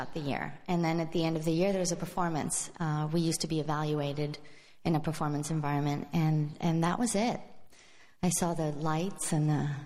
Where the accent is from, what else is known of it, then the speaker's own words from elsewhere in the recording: Madrid, Community of Madrid, Spain; now in San Francisco, United States; I was born and raised in Spain, in Madrid, Spain